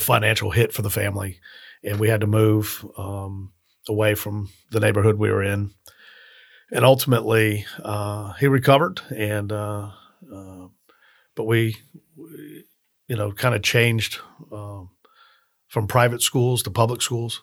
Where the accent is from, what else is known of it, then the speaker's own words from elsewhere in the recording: Miami, Florida, United States; now in Tallahassee, United States; I grew up in Miami